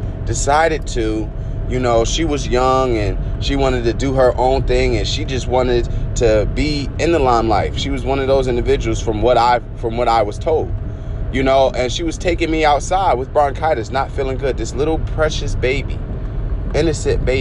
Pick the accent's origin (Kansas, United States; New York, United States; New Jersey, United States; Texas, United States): New Jersey, United States; Newark; I lived in Newark, New Jersey. I'm from Newark and everything like that, by way of, you know, a lot of different areas in New Jersey.